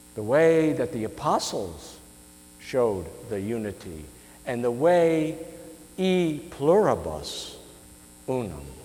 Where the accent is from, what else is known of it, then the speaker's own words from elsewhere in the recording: United States; us as American citizens